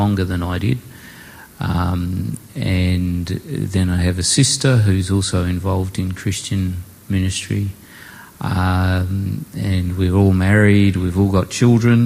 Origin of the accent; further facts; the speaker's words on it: Port Pirie, South Australia, Australia; I was born in South Australia, in Port Pirie